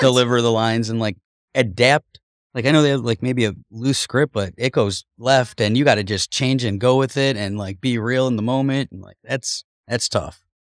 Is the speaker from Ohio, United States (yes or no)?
yes; Cleveland, Ohio, United States; I grew up in Cleveland. We were poor